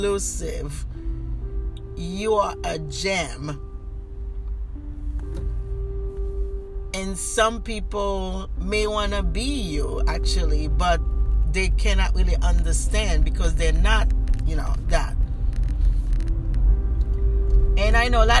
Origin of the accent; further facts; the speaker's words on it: Haiti; moved away; I am from Haiti